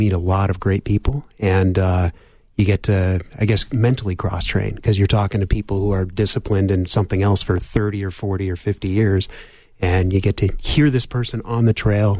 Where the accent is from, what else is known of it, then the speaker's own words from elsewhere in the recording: Southern California, United States; moved away as an adult; now in Tucson, United States; I grew up in Southern California.